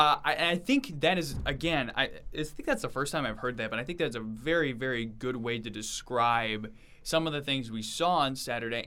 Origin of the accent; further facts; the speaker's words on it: Nebraska, United States; my experience growing up in Nebraska